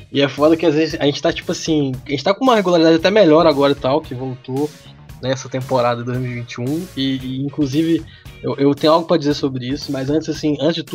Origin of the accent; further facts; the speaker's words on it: Minas Gerais, Brazil; O sotaque aqui é muito bom pra, pra, pra xingar